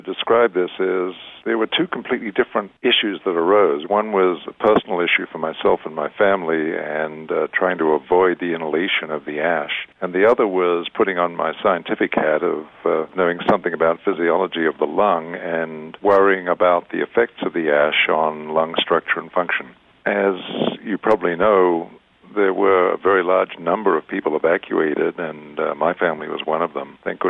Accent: Australia; accent: Australian; moved away as an adult; now in San Diego, United States; Well, I'm actually Australian, as you may tell from my accent. I grew up and did my medical training in Australia, came to San Diego in 1970 to do research training at UCSD and stayed.

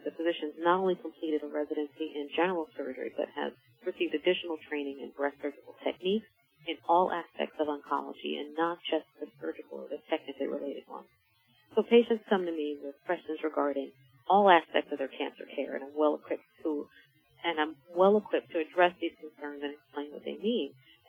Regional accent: Philadelphia, Pennsylvania, United States; I am from Philadelphia, a native of Philadelphia, and I chose this hospital in this community because there was such a need for a breast program.

